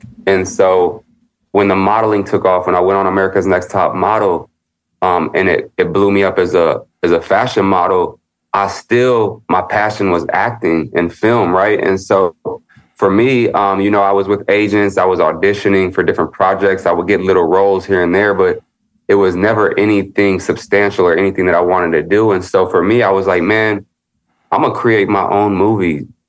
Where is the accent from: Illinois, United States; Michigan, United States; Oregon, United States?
Illinois, United States; Chicago; born there; now in Los Angeles, United States; Like I was born in the Midwest. And I was born in Chicago, moved to LA.